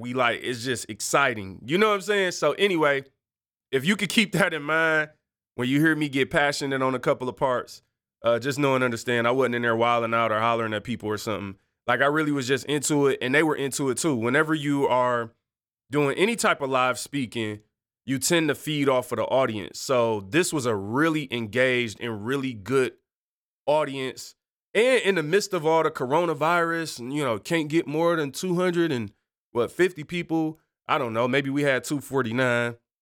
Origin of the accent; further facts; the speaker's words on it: Detroit, Michigan, United States; I'm light-skinned and I'm from the East Side